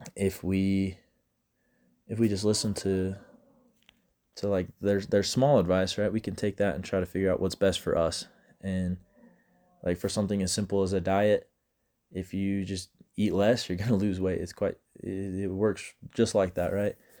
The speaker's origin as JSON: {"language": "English", "town": "Grantsville", "region": "Utah", "country": "United States", "said": "I'm from Utah. I'm from Grantsville, Utah."}